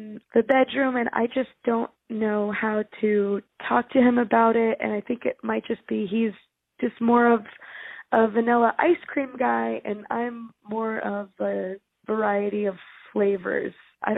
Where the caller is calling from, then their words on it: New Mexico, United States; And I'm calling from New Mexico.